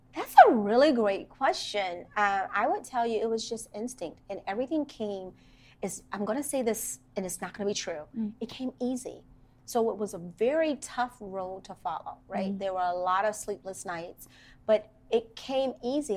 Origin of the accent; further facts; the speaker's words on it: Washington, District of Columbia, United States; I grew up in Washington, D.C., in Northeast Washington, D.C., to be very specific